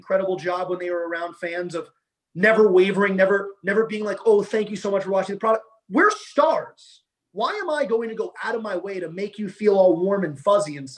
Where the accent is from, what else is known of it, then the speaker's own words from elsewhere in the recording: New York, United States; we're both from New York